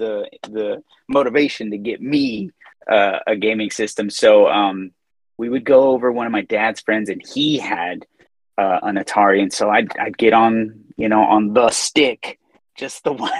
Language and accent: English; Inglewood, California, United States; moved away as an adult; now in Austin, United States; In Inglewood. I grew up. Okay. I'm an inner city boy. So I grew up in Inglewood.